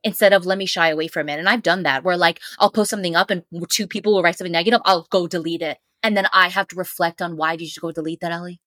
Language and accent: English; New York City, New York, United States; I'm a New Yorker